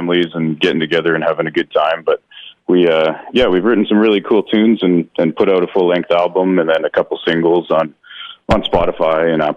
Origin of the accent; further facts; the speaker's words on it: Agassiz, British Columbia, Canada; now in Chilliwack, Canada; I grew up in the Fraser Valley out here in small town in Agassiz